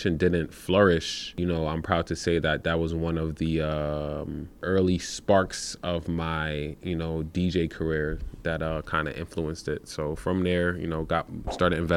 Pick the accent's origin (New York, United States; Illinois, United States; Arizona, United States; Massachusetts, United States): New York, United States; New York City; moved away as an adult; also born or lived in Troy, New York; now in Albany area, United States; I was born in Brooklyn, New York